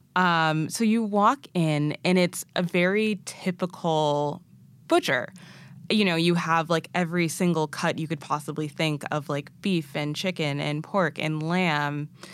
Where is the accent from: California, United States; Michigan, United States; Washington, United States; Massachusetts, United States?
Massachusetts, United States; also born or lived in Arusha, Tanzania; I'm originally from New England, born and raised in Massachusetts